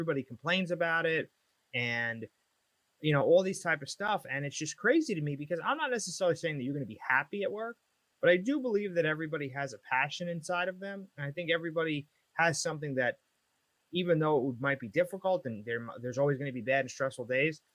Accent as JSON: {"language": "English", "area": "Long Island", "region": "New York", "country": "United States", "moved": "as an adult", "lives_now": "New Jersey, United States", "said": "originally I'm from Long Island. I lived there for about 28 years."}